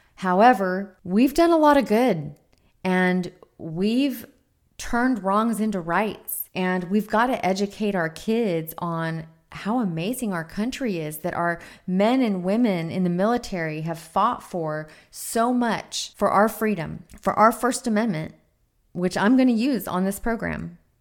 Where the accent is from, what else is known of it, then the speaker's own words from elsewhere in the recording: United States; I'm a second generation American. My grandfather was born in Lebanon